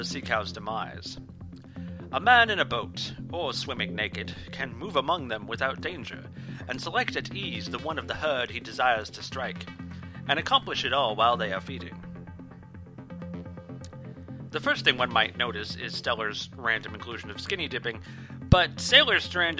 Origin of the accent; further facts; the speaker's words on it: Washington, District of Columbia, United States; my hometown of Washington, D.C.